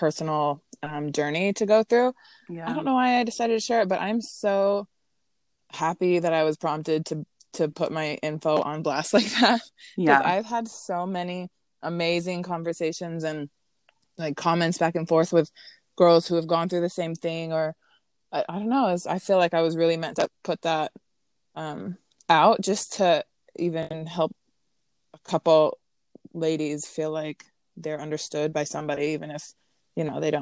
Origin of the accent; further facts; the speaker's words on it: Utah, United States; moved away as an adult; now in Las Vegas, United States; I'm from Utah, recently relocated to Vegas, been here about a year